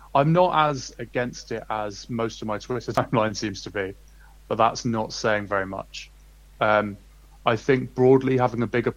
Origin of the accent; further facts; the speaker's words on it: United Kingdom; as a British fan